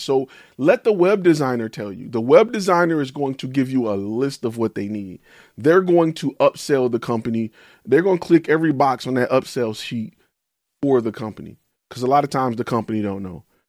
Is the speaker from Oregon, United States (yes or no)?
no; Detroit, Michigan, United States; I'm from Detroit